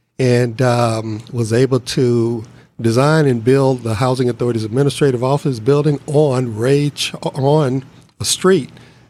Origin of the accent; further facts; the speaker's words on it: Memphis, Tennessee, United States; moved away as an adult; also born or lived in Peoria, Illinois / Oakland, California; Born and raised, Memphis, Tennessee.